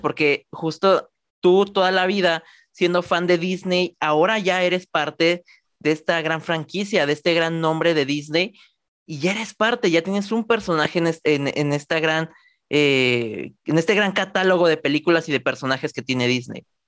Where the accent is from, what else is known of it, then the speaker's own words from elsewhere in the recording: Mexico; de mi país, orgullosamente mexicano